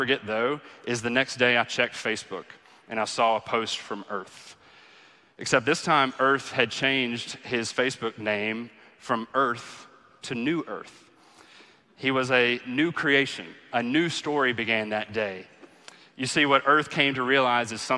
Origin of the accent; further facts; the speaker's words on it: the Bible Belt, United States; growing up in the Bible Belt